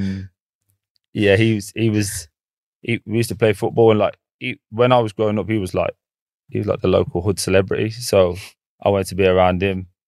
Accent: England, United Kingdom; I'm, I'm from England.

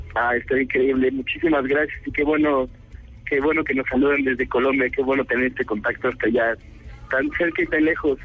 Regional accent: Mexico City, Mexico; somos de México, del DF, de la capital

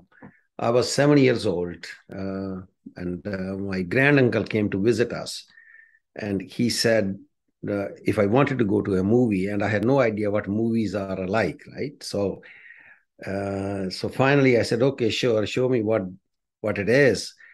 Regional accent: India; moved away as an adult; now in Canada; I grew up in the slums of India

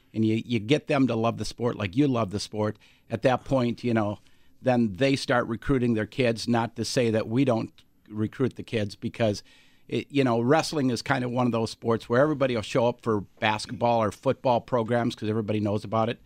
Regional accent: Alexandria, Minnesota, United States; moved away; I grew up in Alexandria, Minnesota

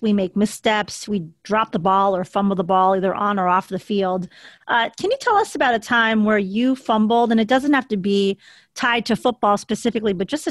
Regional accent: Philippines; Being Filipino myself, we eat a lot of rice as well.

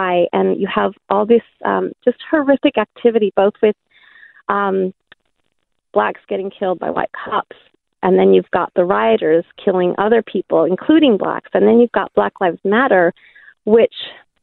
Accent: United States; moved away as an adult; now in Perth, Australia; I'm actually an American living in Australia. I've been here for 7 years.

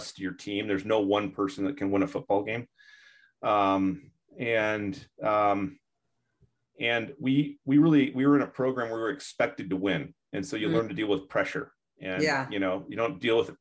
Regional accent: Michigan, United States; now in Seattle, United States; I grew up in Michigan, near Lake Michigan, and so a big body of water. And now I live out here in Seattle

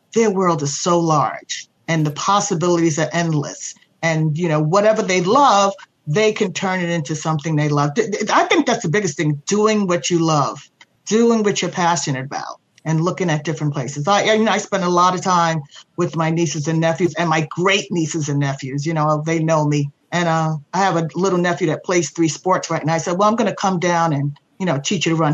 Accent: New York City, New York, United States; also born or lived in Laurelton, Queens; growing up in Astoria, Queens

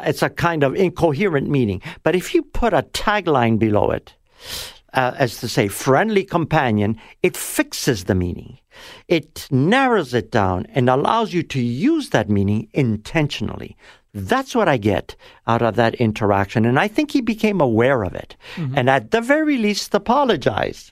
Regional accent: Toronto, Ontario, Canada; born or raised there; also born or lived in Italy

